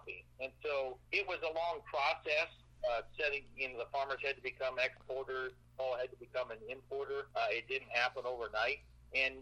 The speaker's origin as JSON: {"language": "English", "region": "Iowa", "country": "United States", "tie": "born or raised there", "moved": "yes", "said": "I grew up in Iowa"}